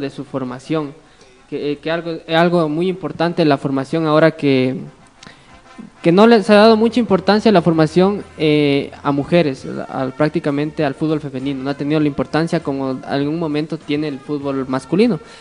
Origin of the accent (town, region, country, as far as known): Ecuador